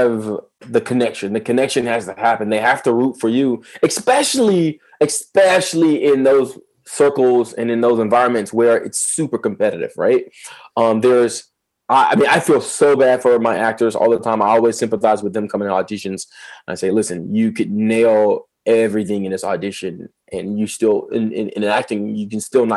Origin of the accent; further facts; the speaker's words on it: Atlanta, Georgia, United States; I'm from Lakewood, Atlanta.